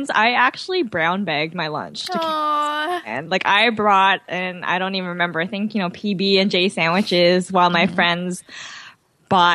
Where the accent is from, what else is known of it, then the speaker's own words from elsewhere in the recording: Mississauga, Ontario, Canada; also born or lived in Toronto; I was born in Toronto, but I grew up in Mississauga.